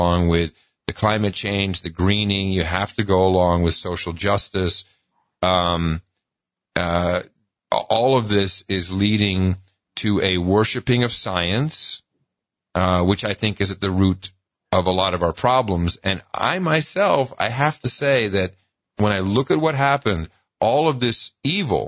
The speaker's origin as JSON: {"language": "English", "town": "Amsterdam", "region": "North Holland", "country": "Netherlands", "tie": "born or raised there", "moved": "yes", "lives_now": "United States", "said": "I grew up in Amsterdam"}